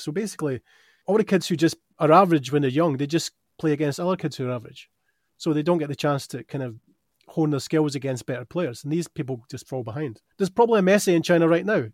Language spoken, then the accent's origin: English; Dunfermline, Scotland, United Kingdom; moved away; I grew up in Dunfermline